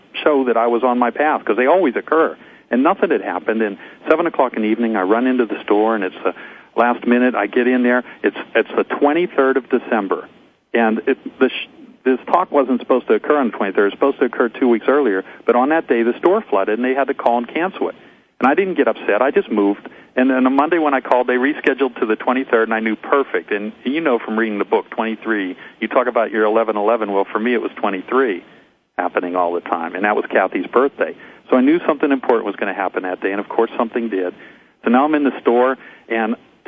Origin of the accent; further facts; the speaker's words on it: Johnstown, Pennsylvania, United States; I was a 16-year-old kid in a snowstorm up on a stepladder in my hometown of Johnstown, Pennsylvania.